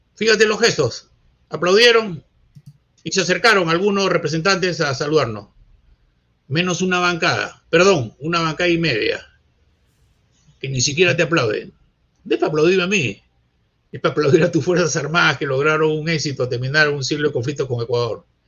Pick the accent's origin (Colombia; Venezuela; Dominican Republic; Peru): Peru; yo soy peruano. Yo soy peruano, mi bandera, mi himno, mi país